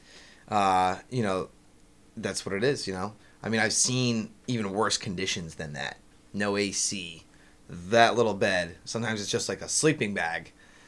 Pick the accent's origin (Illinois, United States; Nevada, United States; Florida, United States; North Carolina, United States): Florida, United States; South; I'm from South Florida